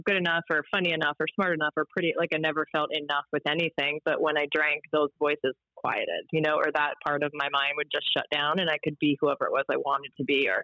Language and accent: English; Baltimore, Maryland, United States; also born or lived in Towson, Maryland / Whiteford, Maryland; I grew up in Baltimore. It was a lacrosse town